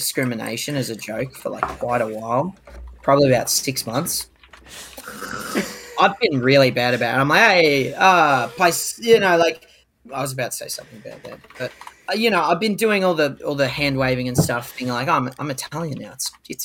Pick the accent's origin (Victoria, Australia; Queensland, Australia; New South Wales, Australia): Victoria, Australia; Melbourne; I grew up in Hampton.